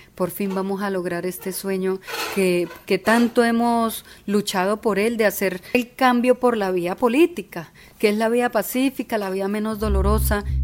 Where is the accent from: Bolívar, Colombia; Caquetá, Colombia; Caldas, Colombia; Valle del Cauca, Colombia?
Caquetá, Colombia; nací en el Caquetá, crecí en el Caquetá y luché en el Caquetá